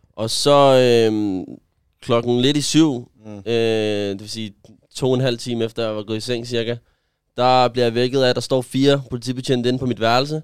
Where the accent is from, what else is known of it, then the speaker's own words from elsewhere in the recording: Gentofte, Capital Region of Denmark, Denmark; jeg er vokset op i Gentofte